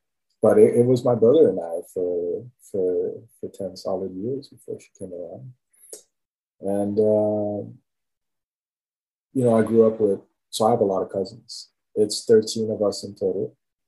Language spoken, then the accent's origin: English; Haiti; I want to start with family. Growing up, like, especially, like, let's say from the earliest time